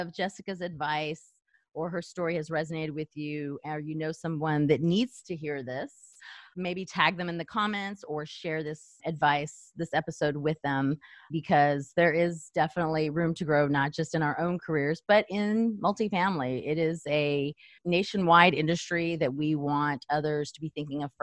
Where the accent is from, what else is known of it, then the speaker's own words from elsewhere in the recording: El Paso, Texas, United States; moved away; I'm from El Paso, Texas